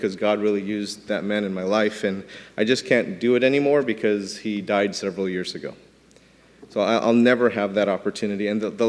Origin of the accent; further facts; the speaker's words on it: New York City, New York, United States; I was born in New York City